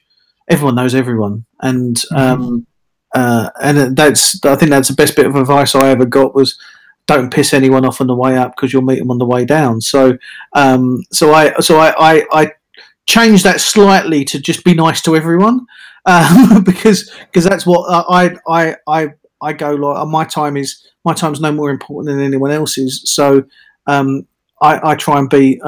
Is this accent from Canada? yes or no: no; London, United Kingdom; moved away as an adult; also born or lived in Australia / Manchester; now in Bristol, United Kingdom; I'm in Bristol after being in London, growing up in London and being dragged up in London